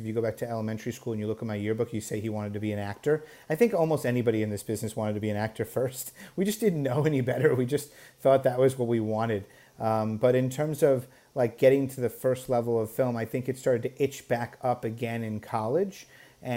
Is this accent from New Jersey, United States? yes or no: no; New York, United States; growing up in New York